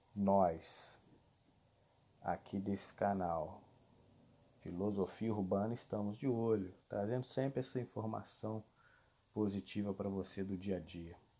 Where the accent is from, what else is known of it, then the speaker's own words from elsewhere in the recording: Brazil; nosso Brasil